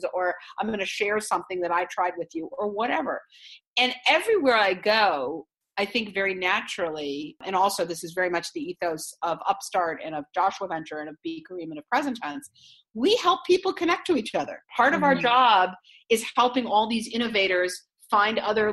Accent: Israel; moved away; I come from Israel

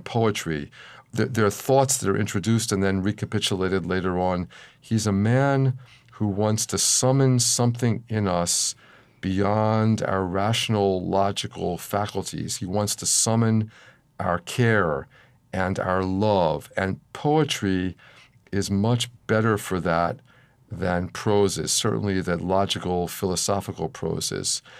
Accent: Philadelphia, Pennsylvania, United States; when I was a child, growing up in Philadelphia in the nineteen fifties.

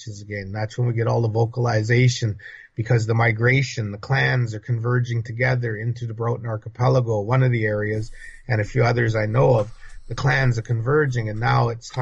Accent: British Columbia, Canada; I'm from British Columbia, British Columbia

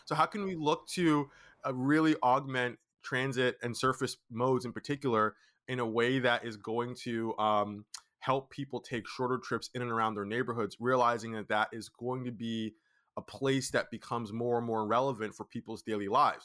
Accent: Brooklyn, New York, United States; also born or lived in Boston; I was born and raised in Brooklyn, New York. I live in Brooklyn, New York

